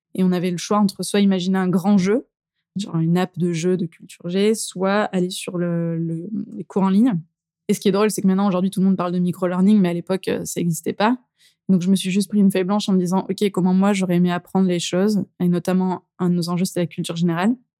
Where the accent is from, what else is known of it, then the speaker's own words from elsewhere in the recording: Drôme, near Valence, Auvergne-Rhône-Alpes, France; now in Lyon, France; Alors je suis de la Drôme exactement, plutôt près de Valence, mais je me suis effectivement rapprochée du coup de, là où j'ai grandi.